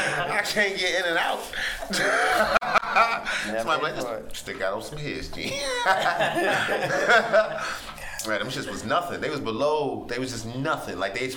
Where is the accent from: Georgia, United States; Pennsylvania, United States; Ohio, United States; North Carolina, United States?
Ohio, United States; Cleveland; I'm from Cleveland.